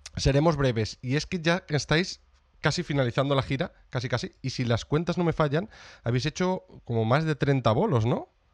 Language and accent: Spanish; Salamanca, Castile and León, Spain; now in Brighton, United Kingdom; yo de Salamanca, pero por desgracia no estaba en Salamanca y yo vivo en Brighton, en eh, Reino Unido. Llevo aquí ya muchos años.